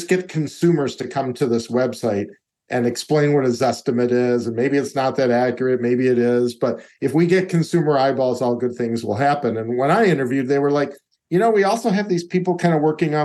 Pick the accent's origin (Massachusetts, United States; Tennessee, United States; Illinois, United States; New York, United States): Illinois, United States; Chicago; moved away; I'm a guy from Chicago